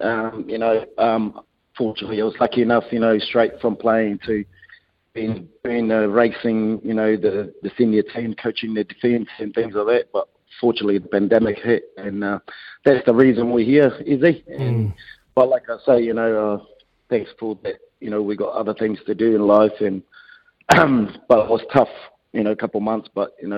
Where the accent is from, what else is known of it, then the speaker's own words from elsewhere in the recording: Ireland; I grew up in Ireland, you know, that, and we always want to give it back to the community and give it back to, you know, my roots